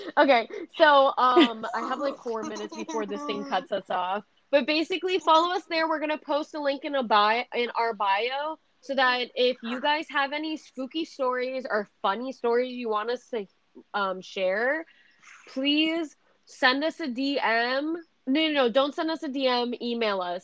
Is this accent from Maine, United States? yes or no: no; Massachusetts, United States; now in Tampa, United States; I was born and raised in Massachusetts